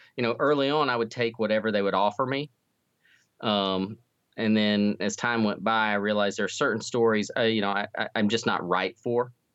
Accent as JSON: {"language": "English", "region": "North Carolina", "country": "United States", "tie": "born or raised there", "moved": "yes", "lives_now": "Missouri, United States", "said": "I grew up in North Carolina, but I've been in Missouri for a long time now"}